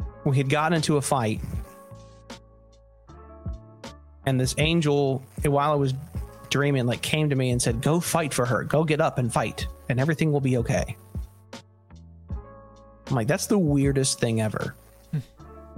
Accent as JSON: {"language": "English", "region": "Southern California", "country": "United States", "tie": "born or raised there", "said": "I was born in Southern California, just outside of Disneyland"}